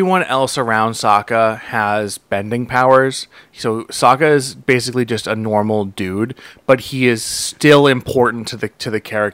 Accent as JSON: {"language": "English", "country": "United States", "said": "I'm American"}